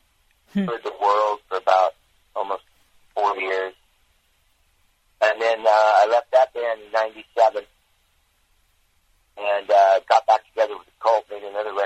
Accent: Orange County, California, United States; also born or lived in Long Beach, California; I was born in Long Beach, and then we ended up moving to Orange County.

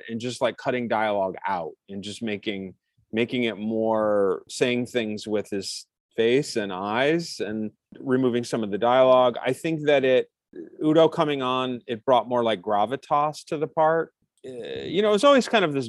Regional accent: Sandusky, Ohio, United States; my hometown of Sandusky, Ohio, where I grew up

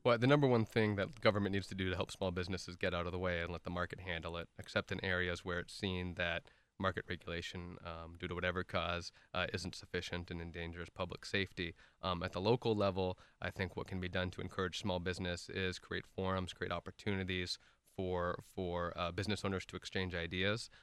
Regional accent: Irvine, California, United States; also born or lived in Santa Barbara / Washington, D.C.; who actually grew up here in the city of Irvine. I moved here when I was about one years old

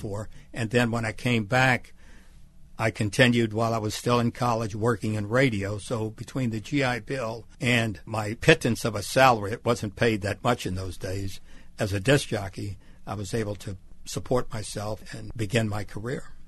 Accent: Bay St. Louis, Mississippi, United States; moved away; On the Gulf Coast of Mississippi, a little town called Bay Saint Louis in Hurricane Alley

